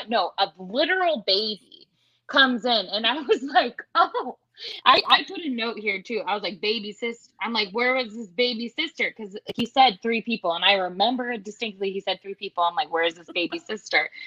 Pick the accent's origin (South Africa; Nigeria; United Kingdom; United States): United States; Iowa; I'm from Iowa.